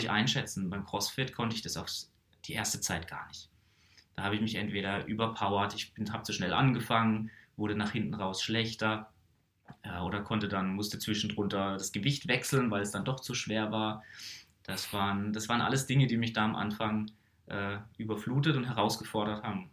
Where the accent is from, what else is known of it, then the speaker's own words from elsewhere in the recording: Karlsruhe, Baden-Württemberg, Germany; ich komme hier einfach aus dem Raum Karlsruhe